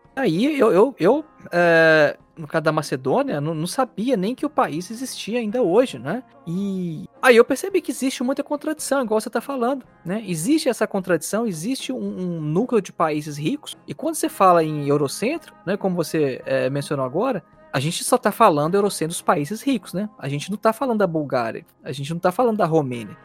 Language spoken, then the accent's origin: Portuguese; Belo Horizonte, Minas Gerais, Brazil; now in Nuremberg, Germany; do Brasil, sou de Belo Horizonte